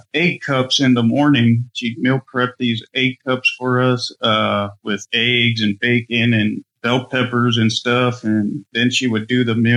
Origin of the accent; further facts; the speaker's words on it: Aransas Pass, Texas, United States; I'm born and bred in South Texas, in Corpus, okay. Aransas Pass.